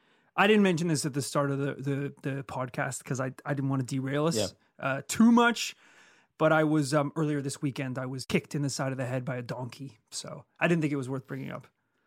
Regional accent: Yorkshire and the Humber, United Kingdom; accent: Yorkshire; there's maybe like a couple of those lines that I could clean up a little bit with my Yorkshire accent.

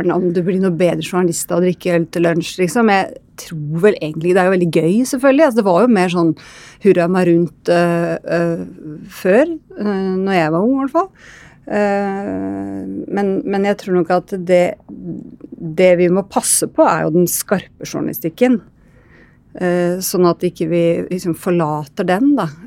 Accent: Østfold, Norway; jeg drar ofte til Rakkestad, ikke egentlig sånn der jeg er fra, da, i Indre Østfold.

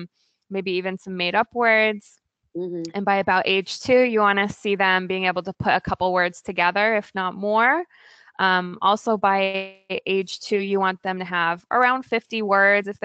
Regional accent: Virginia, United States; born or raised there; also born or lived in California / Oregon / Maryland; now in Portland, United States

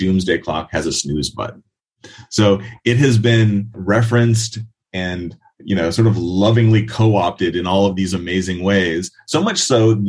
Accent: Montana, United States; I'm from Montana, and you know, we have a lot of nuclear silos in Montana and Idaho

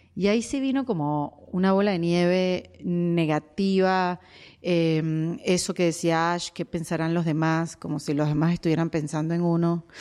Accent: Venezuela; moved away as an adult; now in United States; emigré, saben, el cuento de Venezuela

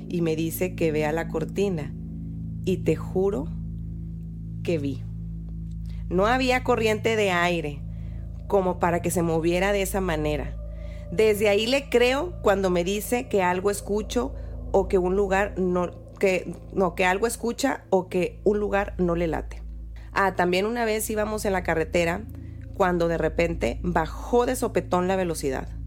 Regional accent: Nuevo León, Mexico; pura grosería porque soy regia.

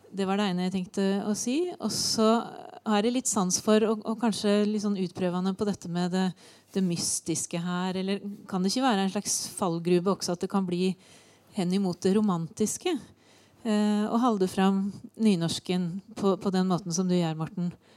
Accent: Hallingdal, Buskerud, Norway; det området der jeg kommer fra, jeg er fra Hallingdal

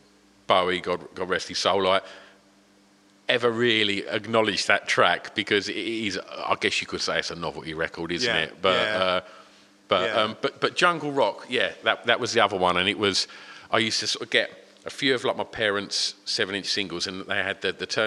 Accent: East of England, United Kingdom; especially growing up in Essex, like, you're not really encouraged as a child, I think, to be artistic.

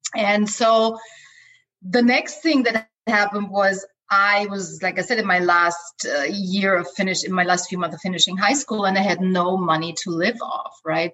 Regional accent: Austria; English is a second language; also born or lived in Los Angeles, United States; now in Playa del Carmen, Mexico; I grew up in Austria in a small village with 9,000 people

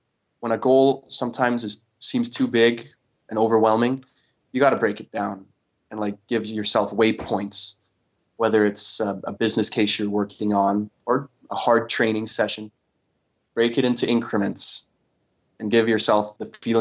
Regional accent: Denmark; the upbringing myself and my brother have had growing up in Denmark

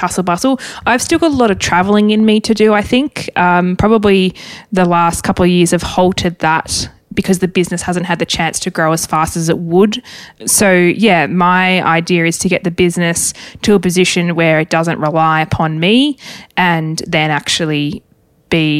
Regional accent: Tasmania, Australia; Growing up in Tassie, I didn't realise that it's probably not normal to have a property where you see the water

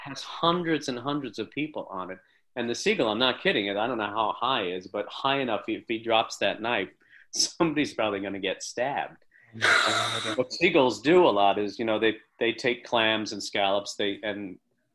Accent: Long Island, New York, United States; I'm from Long Island, and I grew up as a fisherman

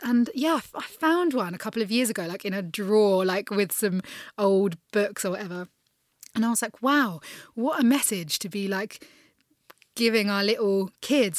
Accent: United Kingdom; as a Brit

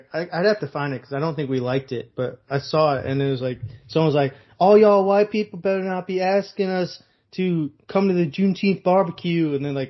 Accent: South Africa; Also, you could call someone racist if they think it's racist, because I'm from South Africa.

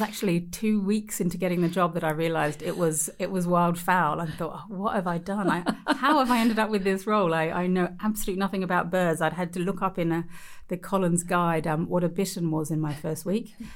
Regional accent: Australia; growing up in Australia

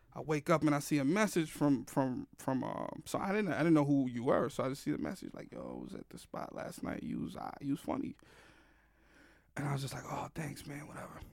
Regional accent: New York City, New York, United States; I grew up in the Bronx predominantly

